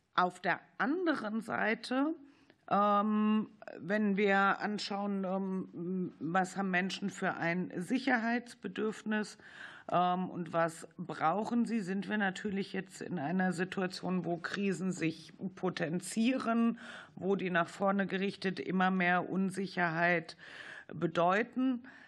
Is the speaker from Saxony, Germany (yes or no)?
no; Baden-Württemberg, Germany; ich komme aus Baden-Württemberg